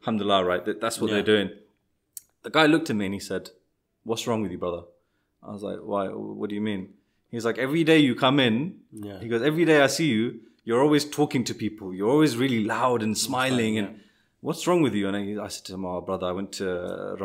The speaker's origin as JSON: {"language": "English", "country": "United Kingdom"}